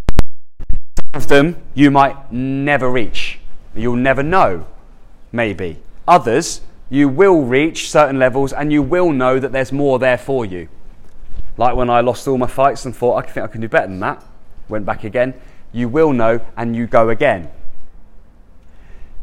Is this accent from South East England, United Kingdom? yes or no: yes; Andover, South East England, United Kingdom; I'm like born and raised in Andover, just down the road.